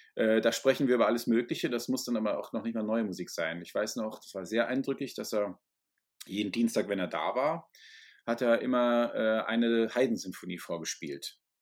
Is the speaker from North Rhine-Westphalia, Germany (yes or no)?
yes; Ruhr area, North Rhine-Westphalia, Germany; also born or lived in Essen; ich bin, wie gesagt, im Ruhrgebiet zur Schule gegangen